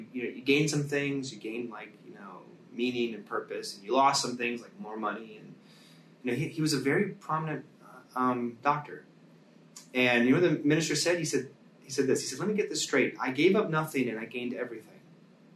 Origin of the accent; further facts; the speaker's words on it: United States; as American Christians